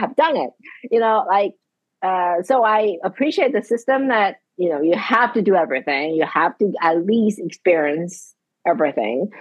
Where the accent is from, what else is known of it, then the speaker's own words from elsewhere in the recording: Taiwan; now in Charlottesville, United States; I grew up in Asia